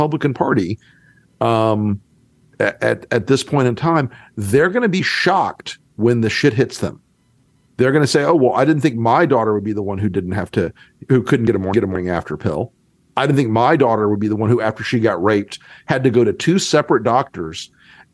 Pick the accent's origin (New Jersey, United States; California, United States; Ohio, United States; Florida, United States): Florida, United States; North; I'm from North Florida